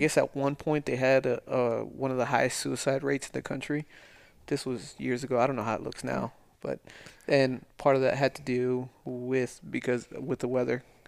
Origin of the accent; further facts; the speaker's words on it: El Paso, Texas, United States; moved away; also born or lived in Las Vegas; growing up in El Paso